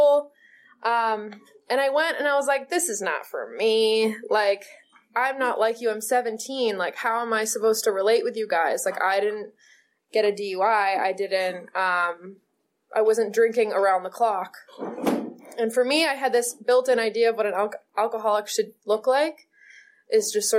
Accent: Maine, United States; moved away as an adult; now in California, United States; I got to move to California. I'm from Maine

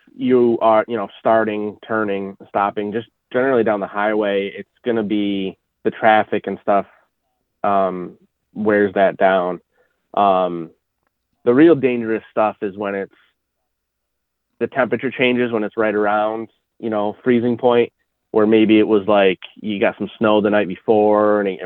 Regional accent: central New York, United States; I grew up in New York

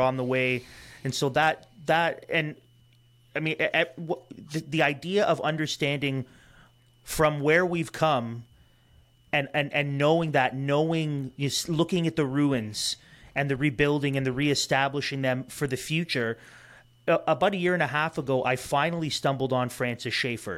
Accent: Toronto, Ontario, Canada; we grew up in Toronto

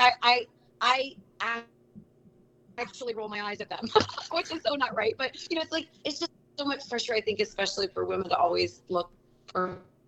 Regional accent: Cincinnati, Ohio, United States; moved away as an adult; also born or lived in Charlotte, North Carolina; when I came back home to Cincinnati

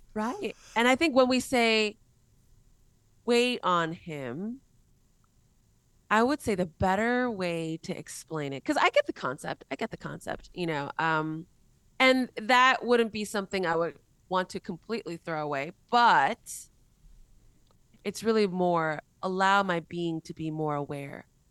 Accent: United States; also born or lived in Korea; I was born in Korea, raised in America, got saved in Mexico

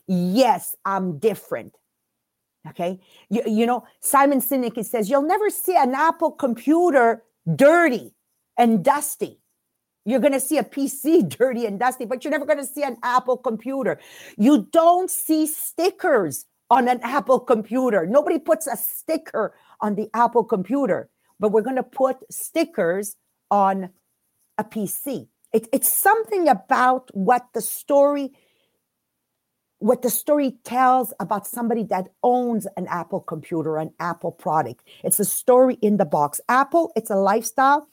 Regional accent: Montreal, Quebec, Canada; English is a second language; We're from Montreal, Quebec. We do a French podcast.

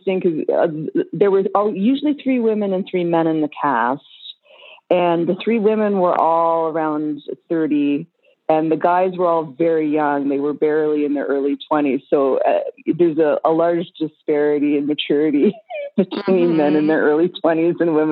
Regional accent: Toronto, Ontario, Canada; moved away; back in Canada where I'm from. I'm from Toronto

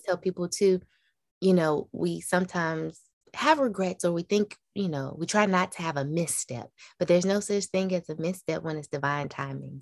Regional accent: the South, United States; growing up in the South, in a Black family

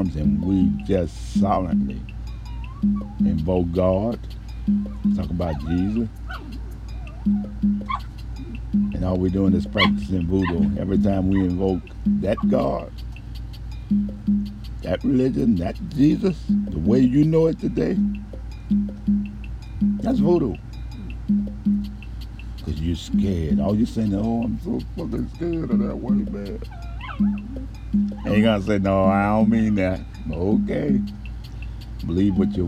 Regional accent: New Orleans, Louisiana, United States; moved away; I was raised in Desire

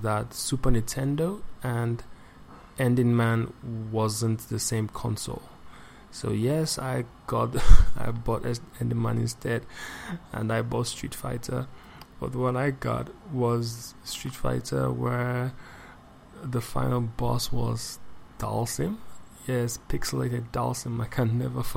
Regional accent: Nigeria; I'm from Nigeria. I live and work in Lagos State

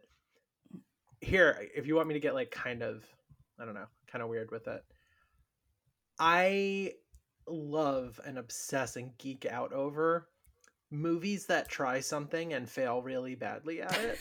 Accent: New York, United States; I grew up in New York, like, we had midnight movies of all the classics

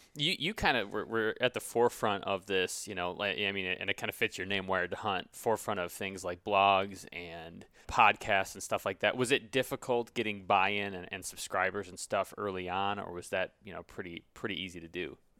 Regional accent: Grand Rapids, Michigan, United States; moved away as an adult; also born or lived in New Jersey; I grew up in Grand Rapids. I moved to New Jersey for law school.

